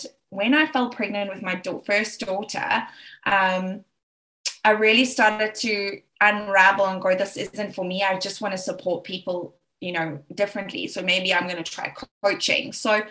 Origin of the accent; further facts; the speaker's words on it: Johannesburg, Gauteng, South Africa; accent: South African; I'm South African. I'm originally from Johannesburg, South Africa